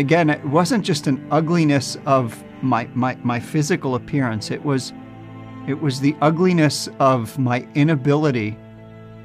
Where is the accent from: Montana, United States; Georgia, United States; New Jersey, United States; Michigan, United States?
New Jersey, United States; born or raised there